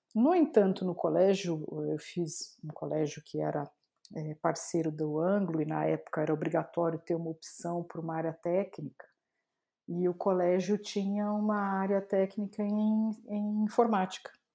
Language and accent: Portuguese; Santo André, São Paulo, Brazil; eu nasci em Santo André, morava em Santo André nessa época ainda